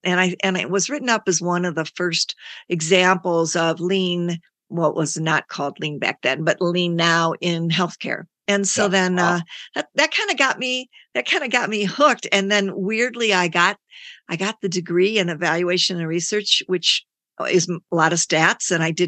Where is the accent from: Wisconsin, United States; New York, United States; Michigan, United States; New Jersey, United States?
Michigan, United States; Livonia; born or raised there; also born or lived in Indiana